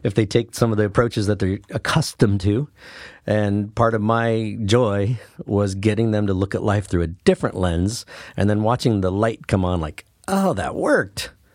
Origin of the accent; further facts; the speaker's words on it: Brookings, Oregon, United States; I grew up in Brookings, Oregon. So that's where I went. My whole school career was there